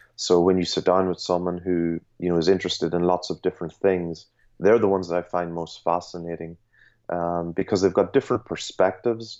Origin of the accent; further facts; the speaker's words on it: Ireland; I was just growing up in Ireland